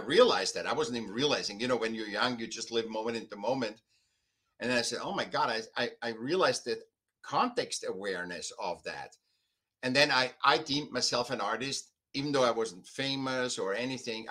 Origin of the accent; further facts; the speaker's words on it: Vienna, Austria; now in United States; I was born in Vienna, you know, very classical art, a lot of classical art and stuff. Then I came to America